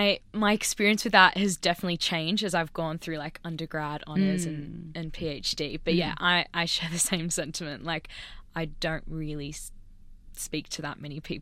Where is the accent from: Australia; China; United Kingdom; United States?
Australia; Sydney, New South Wales; Like I grew up in Sydney, lived in Sydney.